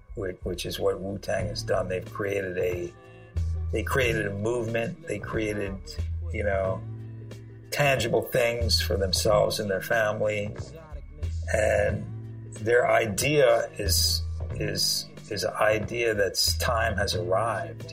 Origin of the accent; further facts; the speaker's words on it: Sri Lanka; moved away; I'm originally from Sri Lanka